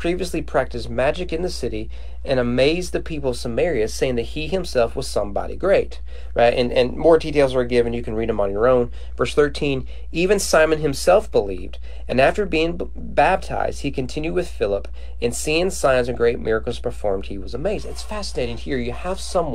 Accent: Bible Belt, the South, United States; I grew up in a Bible Belt rural community

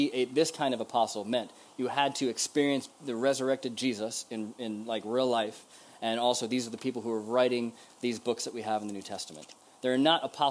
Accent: United States; as an American

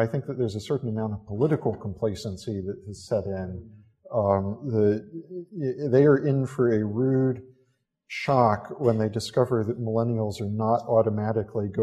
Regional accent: United States; now in London, United Kingdom; an American living here in London

